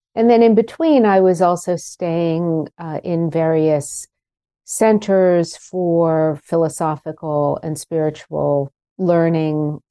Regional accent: Pittsburgh, Pennsylvania, United States; moved away; the adults around me where I grew up in Pittsburgh

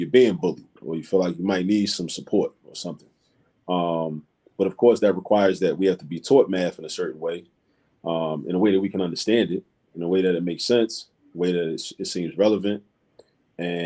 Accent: Baltimore, Maryland, United States; now in Philadelphia, United States; I grew up in Baltimore, Maryland

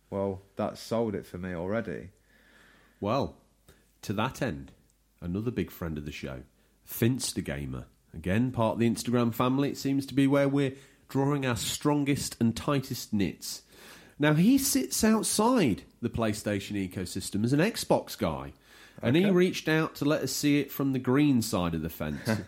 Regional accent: Brisbane, Queensland, Australia; I'm from Brisbane, mate. Brisbane.

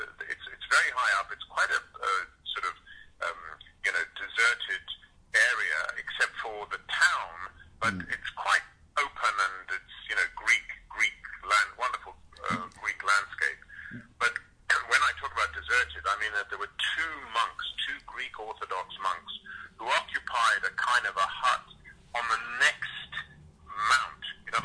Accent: South Africa; I grew up in Africa.

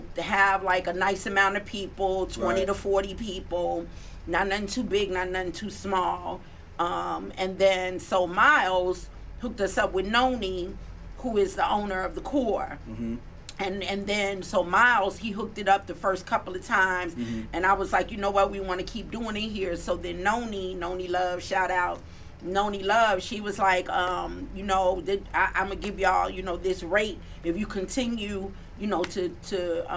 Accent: New York City, New York, United States; I'm from the Bronx

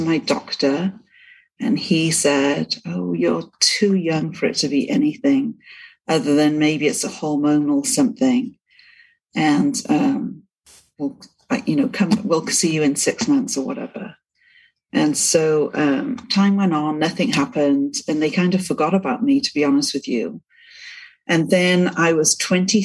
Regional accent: Cardiff, Wales, United Kingdom; moved away as an adult; now in East Millcreek, United States; I'm from the UK, born and raised in Wales, in Cardiff.

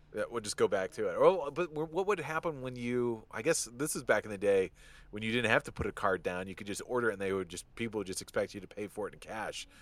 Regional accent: just outside of Detroit, Michigan, United States; I grew up just outside of Detroit and Michigan

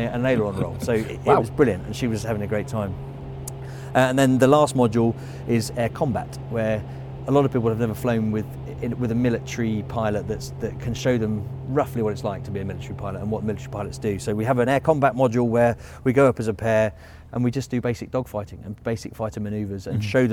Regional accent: Biggin Hill, London, United Kingdom; I flew from Biggin Hill, so my hometown

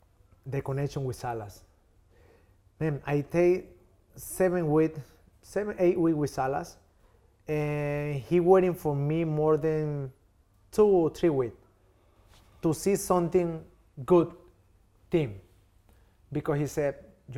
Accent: Tokyo, Japan; English is a second language; I come from Tokyo, and I tell you, bro, let's meet 12 p.m. You come 2 p.m.

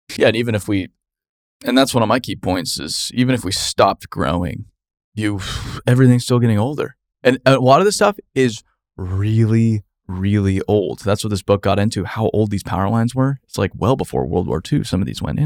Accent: Phoenix, Arizona, United States; growing up in Phoenix, Arizona

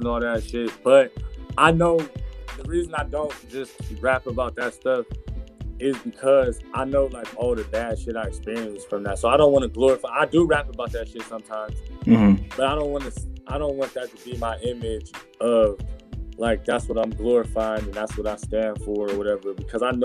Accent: Steubenville, Ohio, United States; moved away; That's where I'm from. I'm from Steubenville, Ohio

